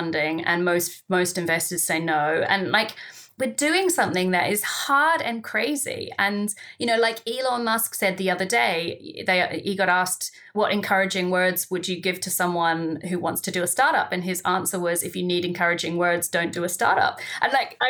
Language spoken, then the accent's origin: English; New Zealand; moved away as an adult; now in United Kingdom; my home country, New Zealand